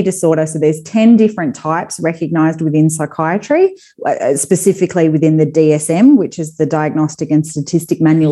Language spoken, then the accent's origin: English; Perth, Western Australia, Australia; moved away as an adult; now in Sydney, Australia; I'm originally from Perth, so I live in Sydney now.